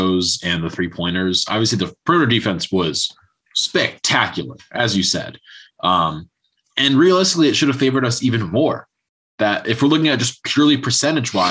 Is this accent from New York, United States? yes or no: no; Connecticut, United States; growing up in Connecticut, watching the UConn teams